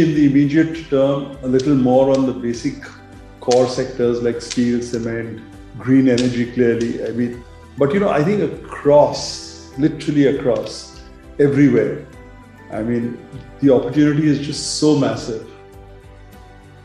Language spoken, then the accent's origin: English; India; I am treated as an Indian